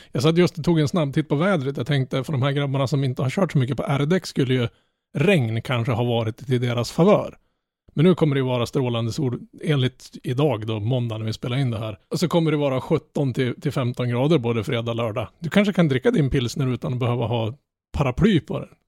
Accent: Norrland, Sweden; Jag som är norrlänning

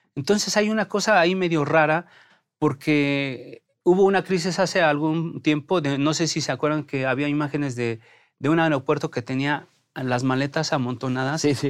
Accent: Mexico; somos mexicanos

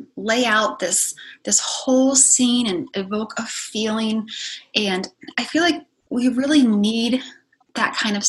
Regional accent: hometown near Yellow Springs, Ohio, United States; I came back to my hometown

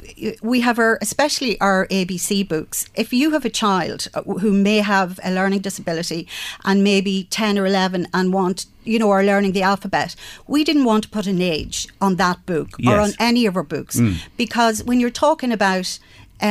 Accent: Castlebellingham, County Louth, Ireland; I grew up in Bellingham Village

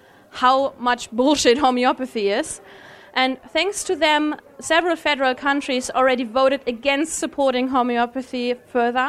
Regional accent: Germany; moved away; my home country

